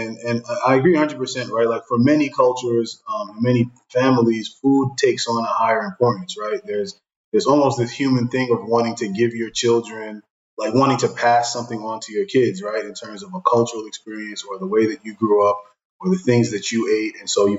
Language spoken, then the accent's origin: English; Brooklyn, New York, United States; I grew up in Brooklyn, and, you know, to this day, if I'm eating jerk chicken, it's almost like I can hear reggae music in the background